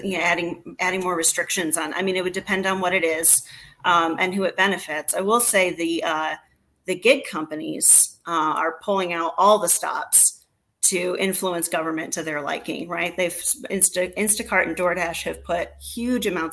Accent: Monroe, Michigan, United States; moved away; I'm from very southeast, like practically Toledo, Ohio, but Monroe, Michigan. Okay, was where I was born and raised initially

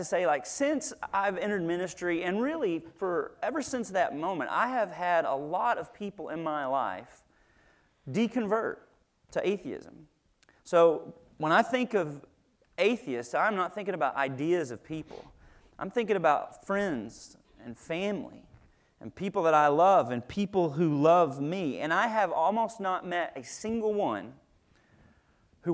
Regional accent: Little Rock, Arkansas, United States; I grew up in Little Rock, Arkansas, right next to Little Rock, Arkansas

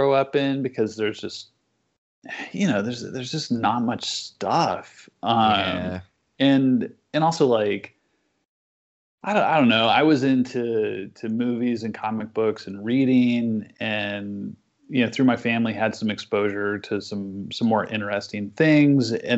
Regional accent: Lewellen, Nebraska, United States; home is Western Nebraska. And my hometown is a place called Llewellyn

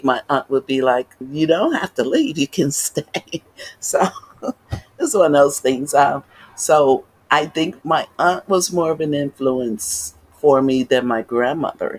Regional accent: Chicago, Illinois, United States; I was born and raised in North Lawndale

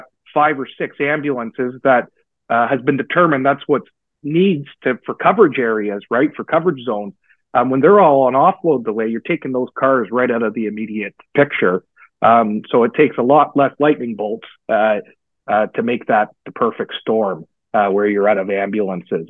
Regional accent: Guelph, Ontario, Canada; I grew up in Guelph. I was raised a Guelphite, and my family is all still there

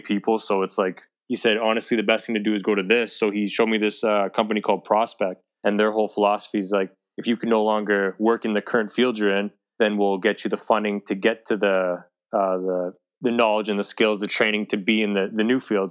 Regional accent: Edmonton, Alberta, Canada; born and raised Edmonton, Alberta

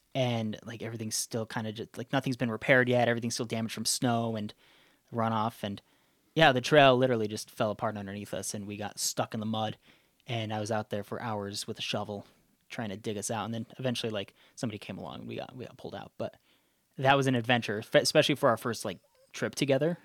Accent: outside of Zion, southern Utah, United States; I grew up outside of Zion

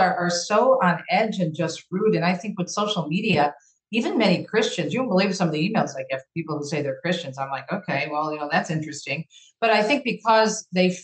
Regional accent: Jersey City, New Jersey, United States; moved away; I was born on the East Coast in Jersey City

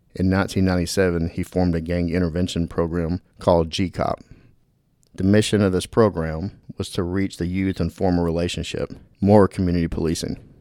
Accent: Dallas, Texas, United States; I grew up in Dallas

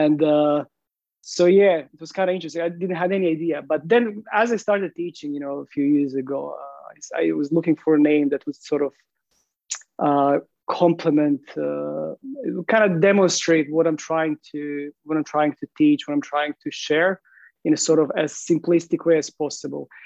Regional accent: Croatia; English is a second language; moved away as an adult; now in London, United Kingdom; So yeah, I'm originally from Croatia. I moved to UK to London, more specifically, I think now almost 7 years

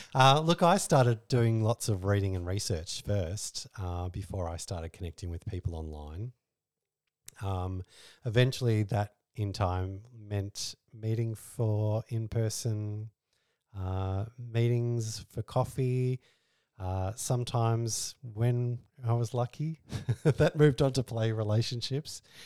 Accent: Australia; we're Australian

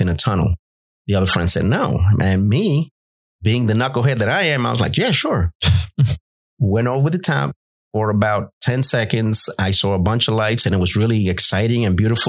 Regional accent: New York City, New York, United States; moved away as an adult; also born or lived in Maine / Biloxi, Mississippi; I was born on the mean streets of the South Bronx, New York City. I absolutely love New York City. As a native New Yorker

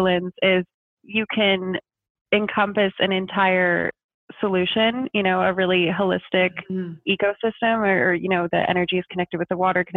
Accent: just outside of Montreal, Quebec, Canada; moved away as an adult; also born or lived in Germany / Nova Scotia; now in Amsterdam, Netherlands; I'm originally from just outside of Montreal, just west of Montreal, and I lived there until I was about 18

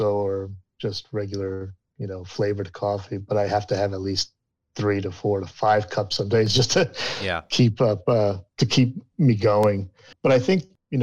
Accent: Waterbury, Connecticut, United States; I'm originally from Waterbury, Connecticut, about 2 hours north of New York City.

